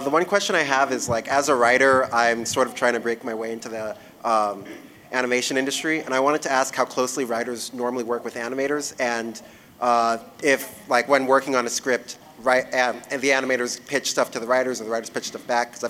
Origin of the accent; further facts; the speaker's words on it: New Hampshire, United States; I'm from New Hampshire.